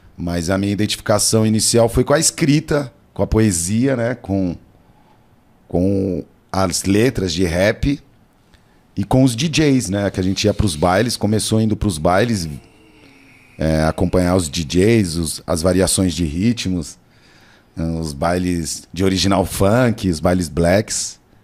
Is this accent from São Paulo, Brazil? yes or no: yes; São Paulo, Brazil; eu sou cria da Zona Sul, sabe? Nasci e me criei, moro na Zona Sul